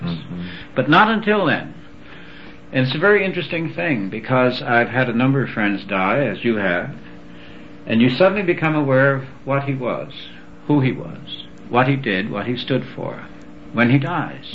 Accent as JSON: {"language": "English", "region": "New York", "country": "United States", "tie": "born or raised there", "said": "I was raised in New York"}